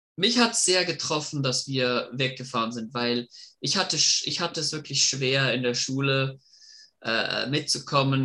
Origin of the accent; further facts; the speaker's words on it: Germany; moved away; also born or lived in Hudson, Massachusetts, United States; Ich komme ursprünglich aus Deutschland und habe sechs Jahre meines Lebens in den U S A verbracht